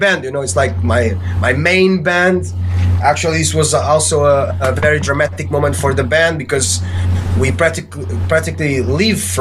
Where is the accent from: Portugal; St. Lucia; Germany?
Portugal; I joined my friends here from my hometown